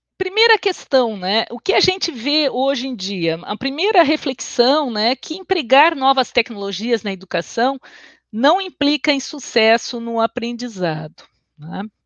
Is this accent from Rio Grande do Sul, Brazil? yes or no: yes; Porto Alegre, Rio Grande do Sul, Brazil; accent: gaúcho; now in Florianópolis, Brazil; Eu sou natural de Porto Alegre e resido em Florianópolis. Vocês vão ver que o meu sotaque é um meio caúcho